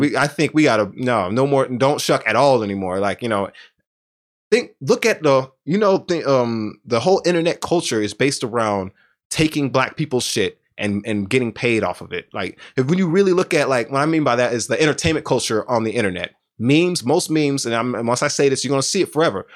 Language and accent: English; Houston, Texas, United States; I'm from Southwest Houston